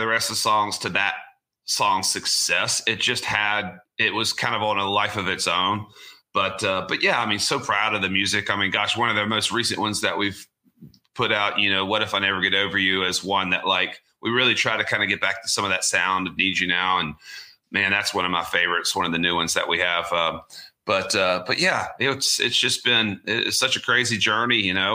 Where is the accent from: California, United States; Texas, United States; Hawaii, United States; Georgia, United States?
Georgia, United States; Augusta; I grew up in Augusta, Georgia.